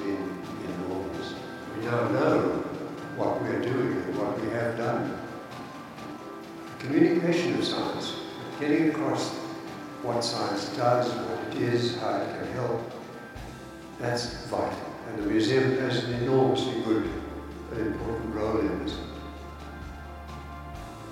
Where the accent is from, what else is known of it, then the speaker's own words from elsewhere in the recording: Cape Town, Western Cape, South Africa; moved away as an adult; now in Australia; I was born in South Africa and brought up in Cape Town